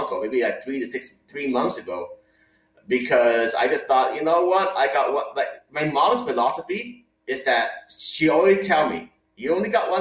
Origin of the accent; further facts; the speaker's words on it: Hong Kong; moved away; I grew up in Hong Kong with my parents